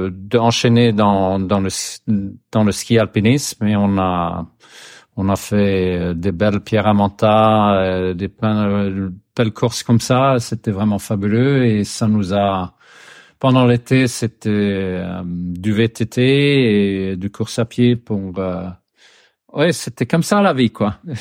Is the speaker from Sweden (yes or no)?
yes; Sweden; French is a second language; je suis suédois, j'habite euh, dans, dans l'archipel de Stockholm